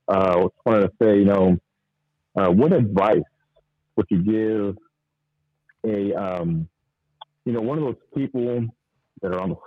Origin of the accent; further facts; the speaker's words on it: Houston, Texas, United States; I'm from Houston, Texas.